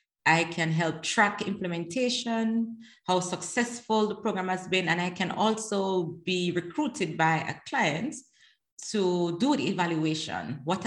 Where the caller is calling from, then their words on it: The Hague, South Holland, Netherlands; At the moment, I am in The Hague, the Netherlands.